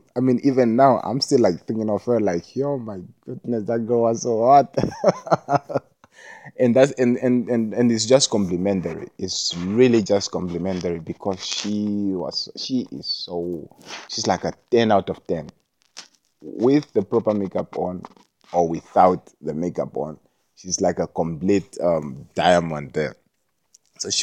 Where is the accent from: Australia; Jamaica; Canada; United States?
Jamaica; being Jamaican